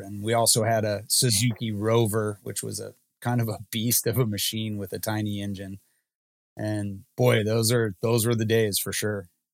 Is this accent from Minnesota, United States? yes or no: yes; Minnesota, United States; I'm born and raised in Minnesota